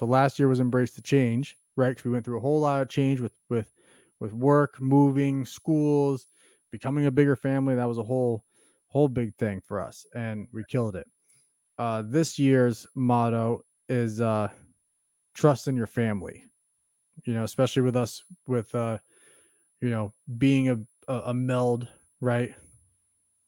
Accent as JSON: {"language": "English", "region": "New England", "country": "United States", "tie": "born or raised there", "said": "us growing up in New England, we got plastered with Tom Brady"}